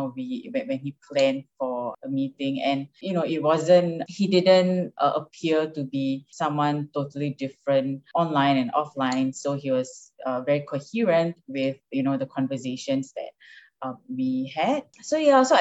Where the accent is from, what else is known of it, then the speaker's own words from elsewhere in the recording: Singapore; moved away as an adult; now in United States; I'm Singaporean. Yeah. And I moved to U.S. last February with Mike.